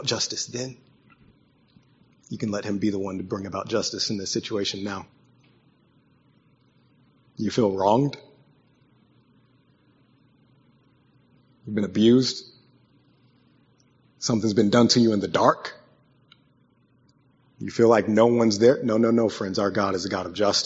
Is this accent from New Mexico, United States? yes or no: no; West Virginia, United States; I grew up in West Virginia, so they taught us about the Hatfields and McCoys